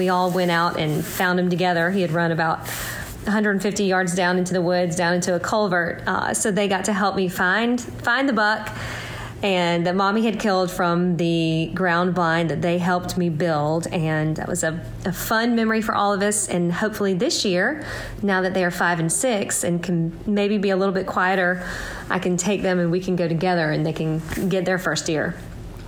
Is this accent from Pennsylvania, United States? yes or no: no; Mississippi, United States; I'm from Mississippi